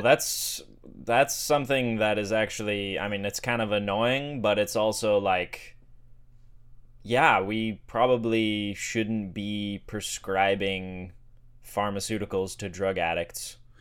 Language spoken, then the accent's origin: English; Sedona, Arizona, United States; growing up in Sedona, there was a lot of, um, alternative medicine